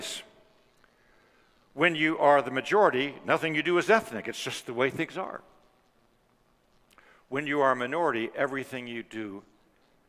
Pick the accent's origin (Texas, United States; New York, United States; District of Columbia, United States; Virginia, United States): District of Columbia, United States; Washington; walking in my hometown amidst Martin Luther King Jr.'s Resurrection City